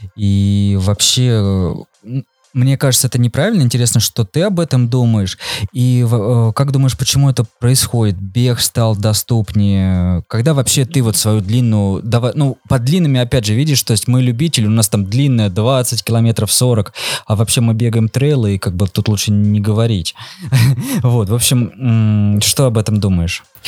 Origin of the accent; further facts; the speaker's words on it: Voronezh, Voronezh Oblast, Russia; мы сами там из Воронежа